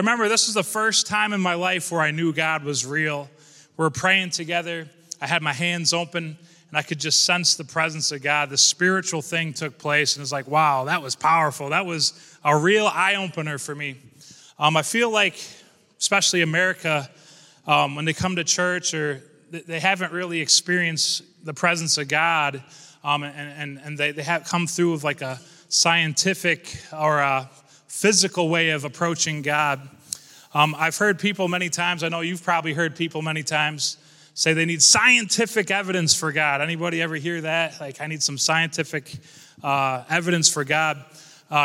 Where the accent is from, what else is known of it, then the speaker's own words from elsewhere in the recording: Corning, New York, United States; I'm here from Corning, New York. Shout out to Corning.